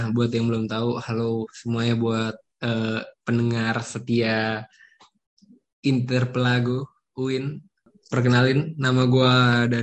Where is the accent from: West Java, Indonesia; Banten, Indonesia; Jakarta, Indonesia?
Banten, Indonesia; South Tangerang; asal sekolah gue dari SMA 10 Tangerang Selatan kalau tau namanya Nepul. Terus gimana gue bisa kenal Samir karena karena gue satu kompleks sama Samir terus rumah gue cuman beda berapa RT berapa blok